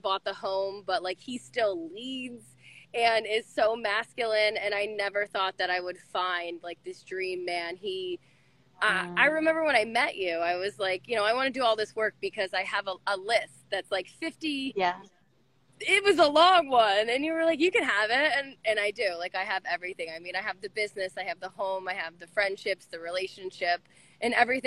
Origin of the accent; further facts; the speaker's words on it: Connecticut, United States; I'm from Connecticut in the United States